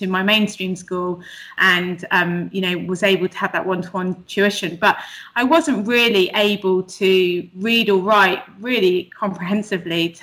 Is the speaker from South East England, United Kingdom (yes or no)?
no; Bristol, South West England, United Kingdom; now in London, United Kingdom; I grew up in Bristol, but I now live in London.